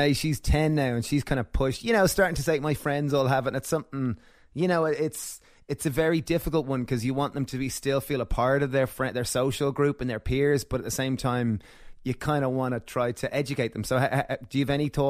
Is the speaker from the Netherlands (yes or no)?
no; Ireland; So we grew up in Ireland and we were kind of went to a Catholic school and had to kind of go to mass and all this.